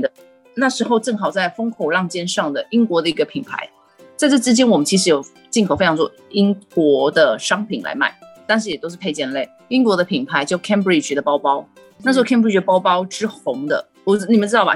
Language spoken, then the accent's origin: Chinese; Taiwan; 我们台湾人